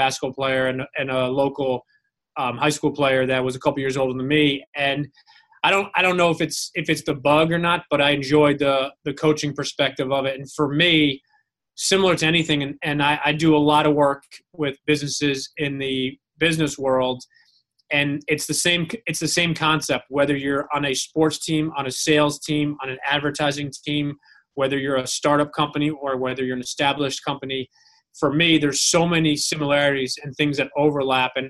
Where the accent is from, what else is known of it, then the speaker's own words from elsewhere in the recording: Westchester, New York, United States; I grew up in Westchester, New York, which is about 35 minutes north of New York City.